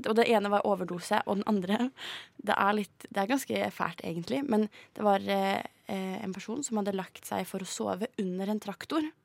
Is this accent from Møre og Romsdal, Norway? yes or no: no; Tønsberg, Vestfold, Norway; jeg er fra Tønsberg